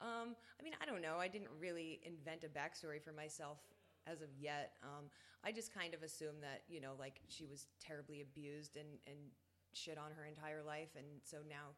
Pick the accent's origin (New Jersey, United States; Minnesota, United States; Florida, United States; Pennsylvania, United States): New Jersey, United States; I'm from Jersey. I live at the Jersey Shore